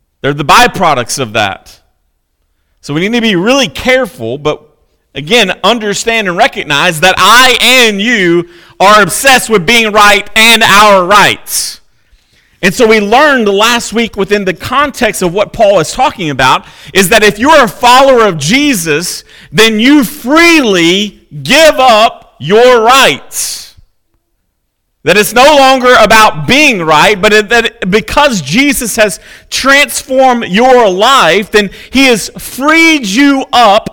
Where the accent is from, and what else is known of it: United States